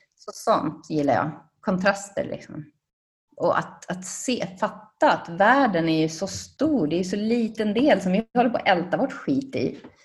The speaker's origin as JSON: {"language": "Swedish", "town": "Sandviken", "region": "Gävleborg County", "country": "Sweden", "moved": "yes", "lives_now": "Spain", "said": "jag kommer från Sandviken"}